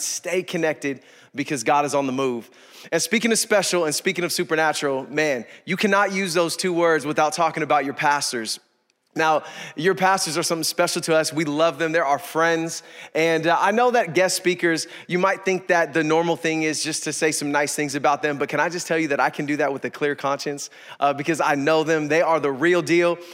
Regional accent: East Bay, California, United States; I grew up in the East Bay

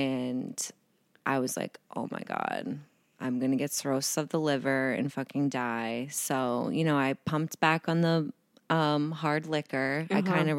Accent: New England, United States; I'm from New England, so that says a lot.

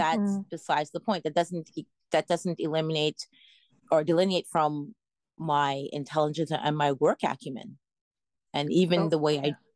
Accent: Canada; growing up in, you know, as a Canadian.

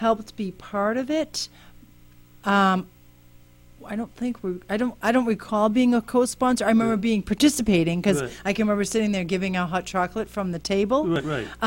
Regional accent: Worcester, Massachusetts, United States; also born or lived in upstate New York; now in Malden, United States; 2007, I moved here from upstate New York, actually, but I'm originally from Worcester

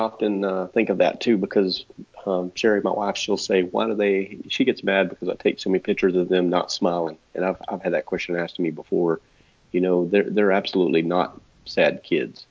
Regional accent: Texas, United States; accent: Texas; my my Texas accent

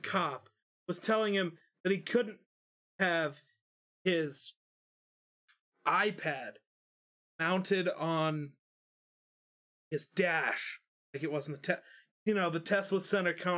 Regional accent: Wyoming, United States; We're from Wyoming

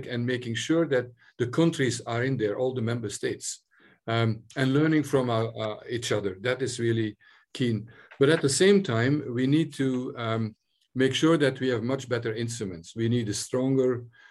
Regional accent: Belgium; now in Ireland; I'm originally from Belgium

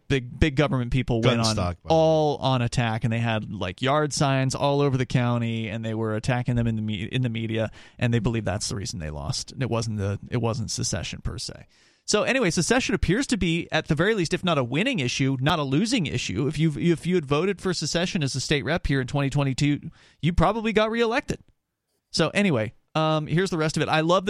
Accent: New Hampshire, United States; maybe there is something happening back in my home state of New Hampshire, right?

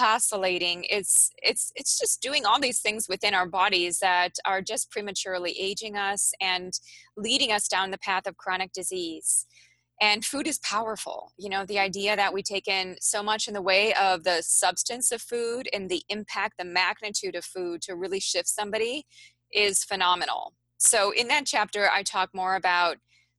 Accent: Midwest of the United States, United States; I'm from the Midwest of the United States

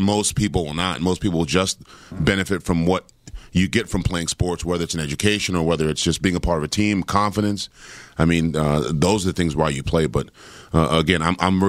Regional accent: Washington, District of Columbia, United States; I grew up in Washington, D.C., during the crack era

